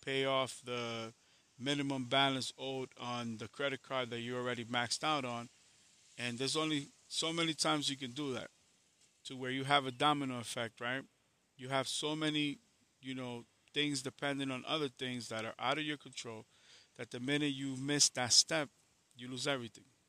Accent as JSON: {"language": "English", "region": "New York", "country": "United States", "said": "I'm from New York"}